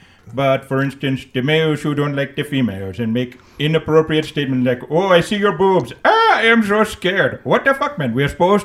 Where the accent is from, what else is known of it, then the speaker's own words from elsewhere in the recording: India; We don't even have the kitsunes in India.